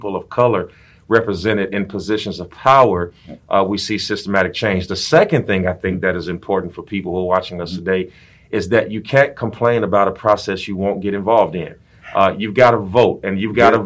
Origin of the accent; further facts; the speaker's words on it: Gary, Indiana, United States; now in Houston, United States; I'm from Gary, Indiana.